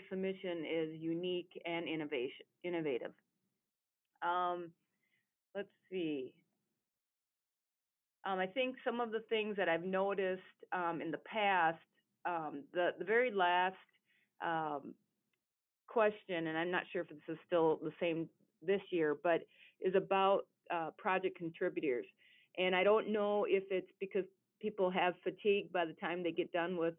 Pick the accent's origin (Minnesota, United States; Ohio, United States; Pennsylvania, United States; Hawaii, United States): Minnesota, United States; Southern; I'm from Southern Minnesota